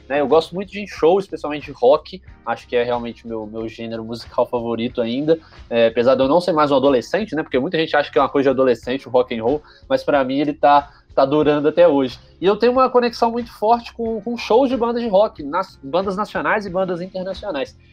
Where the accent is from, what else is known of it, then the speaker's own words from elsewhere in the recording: Juiz de Fora, Minas Gerais, Brazil; eu sou de Juiz de Fora